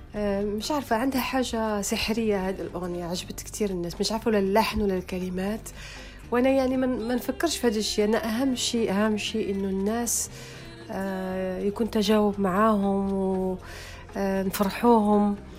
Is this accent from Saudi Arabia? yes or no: no; Algiers, Algiers Province, Algeria; moved away as an adult; also born or lived in France; أنا ولدت، آه، في حي شعبي اسمه بولورين. معروف في الجزائر. آه، يعني زدت في باب الواد وكبرت في- في البلوغين.